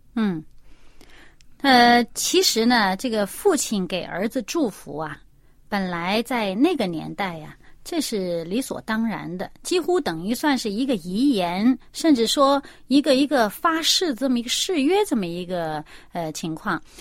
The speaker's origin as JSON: {"language": "Chinese", "country": "China", "said": "我们中国人"}